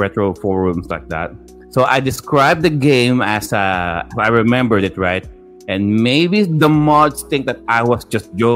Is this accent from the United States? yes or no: no; Philippines; growing up in the Philippines in the 90s